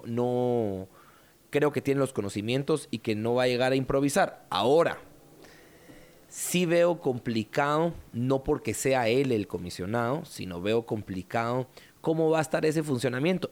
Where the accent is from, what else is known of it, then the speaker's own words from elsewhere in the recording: Guatemala; en nuestra mentalidad como guatemaltecos